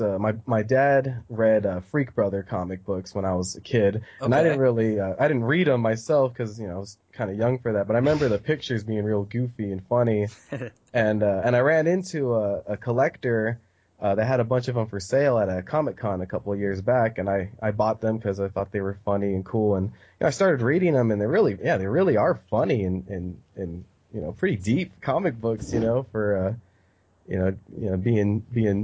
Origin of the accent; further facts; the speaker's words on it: United States; also born or lived in Arizona; we're American